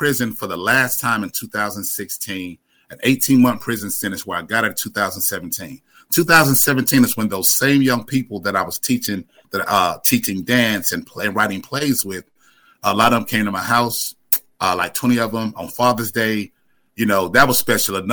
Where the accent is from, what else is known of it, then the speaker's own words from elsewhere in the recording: Winston-Salem, North Carolina, United States; now in Asheville, United States; I'm originally from Winston-Salem, North Carolina, but I've been living in Asheville for the past 40 plus years.